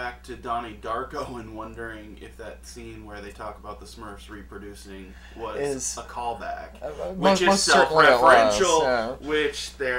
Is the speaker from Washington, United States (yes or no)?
no; Ohio, United States; I'm from Southern Ohio, the Ohio River. Okay, I saw Kentucky every morning.